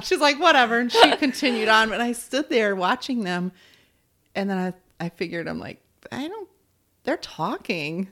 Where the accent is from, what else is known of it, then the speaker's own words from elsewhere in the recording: Arizona, United States; moved away; also born or lived in California; I'm from Arizona and then moved out to California